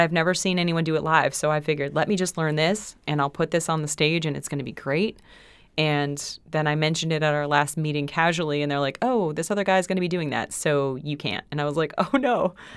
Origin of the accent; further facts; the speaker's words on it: West Springfield, Massachusetts, United States; I'm from West Springfield